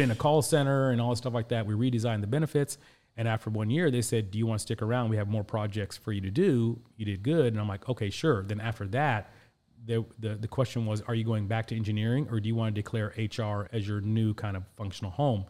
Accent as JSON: {"language": "English", "town": "Indianapolis", "region": "Indiana", "country": "United States", "tie": "born or raised there", "also_born_or_lived": "Pakistan", "said": "I was born in Pakistan, and, uh, my family moved us here to Indianapolis when I was six years old"}